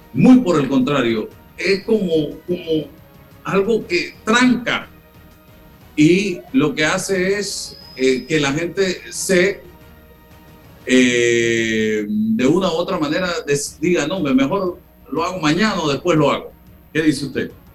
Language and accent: Spanish; Panama